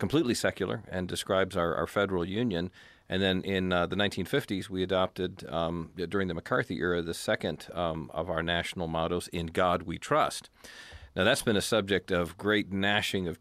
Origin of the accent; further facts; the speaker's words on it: Tennessee, United States; my home state of Tennessee here